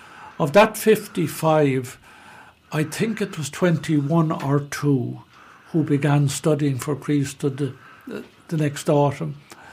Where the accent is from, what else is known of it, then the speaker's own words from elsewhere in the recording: Roscrea, Tipperary, Ireland; I'm from Roscrea. I'm a native of Roscrea, born and reared, lived about 3 miles outside Roscrea on the Temple Moor direction. Went to primary school in Roscrea.